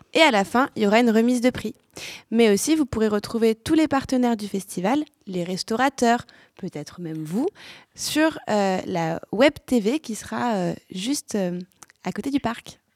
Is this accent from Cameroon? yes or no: no; Lyon, Auvergne-Rhône-Alpes, France; je viens de Lyon